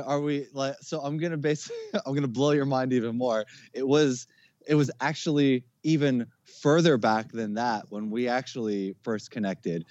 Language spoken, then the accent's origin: English; Jersey City, New Jersey, United States; also born or lived in Newark; I was born in Newark, grew up in Jersey City. Um, I still live in Jersey